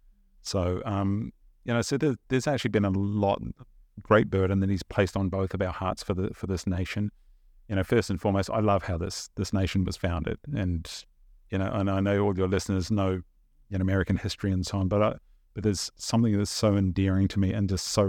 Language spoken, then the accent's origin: English; New Zealand; Even though we grew up in New Zealand, and I look back on it now, almost had this sense of, the best way I can describe it, almost an unease.